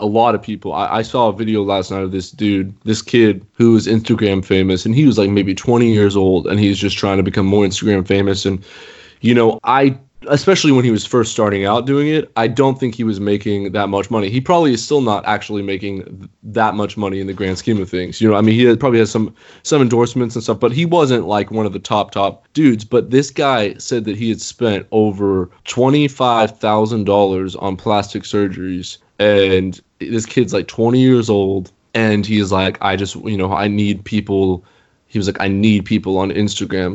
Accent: United States; growing up in the United States

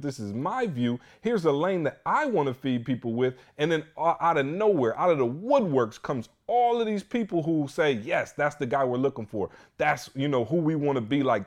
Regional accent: Michigan, United States; we're from Michigan

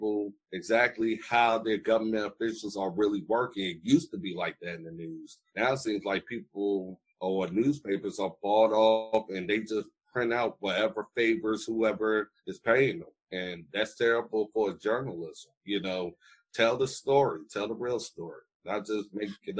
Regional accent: Danville, Virginia, United States; I'm from Danville for most of my life and in the Pennsylvania County area

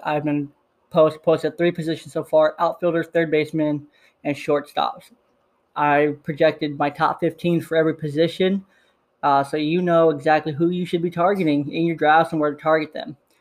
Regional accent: Bay Area, California, United States; I was raised in the Bay Area

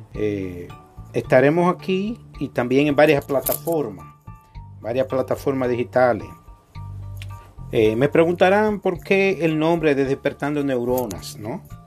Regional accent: Dominican Republic; como dominicano, nosotros somos muy apasionados con la política, el béisbol, eh, el merengue, la bachata

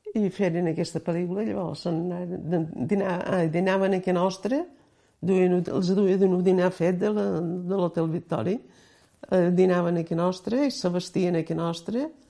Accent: Pollença, Balearic Islands, Spain; also born or lived in Cala Sant Vicenç; néixer l'any 25, aquí a Pollença

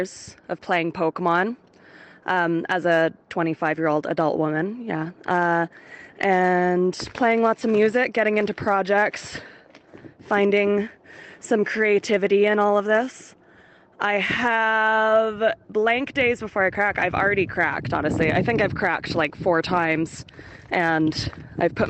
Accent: Canada; also born or lived in London; I'm a Canadian who had to leave London because of the pandemic.

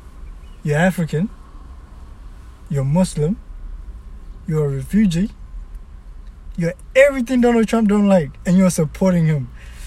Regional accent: New Zealand; I grew up in New Zealand.

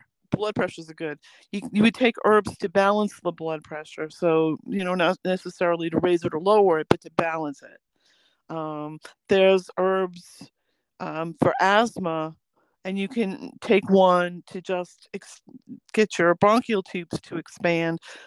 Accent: near West Point, New York, United States; also born or lived in Manhattan, New York; I was actually born in Manhattan, but I grew up near West Point

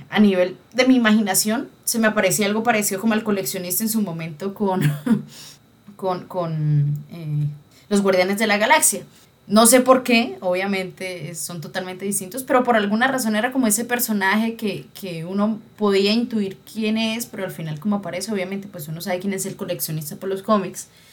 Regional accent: Colombia; uno criado en una sociedad machista como la colombiana

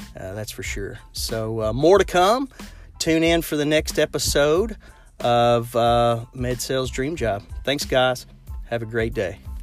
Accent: Lexington, Kentucky, United States; I'm from Lexington, Kentucky. So I'm sure you can hear it in my accent

